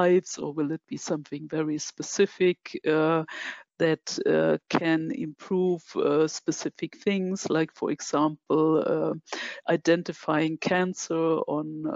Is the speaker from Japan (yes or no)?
no; Germany; I'm from Germany